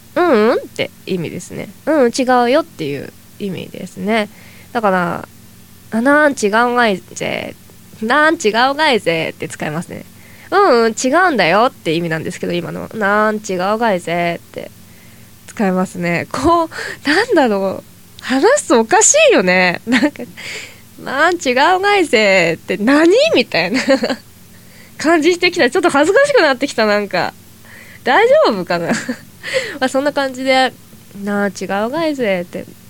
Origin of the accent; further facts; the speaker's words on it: Toyama, Japan; moved away; 私は富山県出身なんですけど